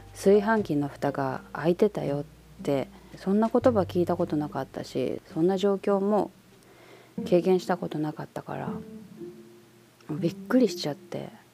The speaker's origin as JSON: {"language": "Japanese", "country": "Japan", "tie": "born or raised there", "moved": "as an adult", "said": "私やっぱ生まれもあとその育ちも、まあ、18ぐらいまでいた故郷ですからやっぱここの人間"}